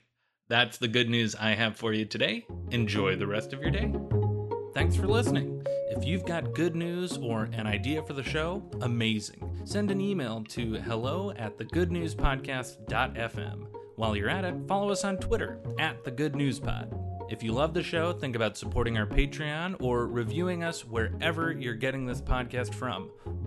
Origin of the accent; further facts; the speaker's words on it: Chicago, Illinois, United States; my hometown, Chicago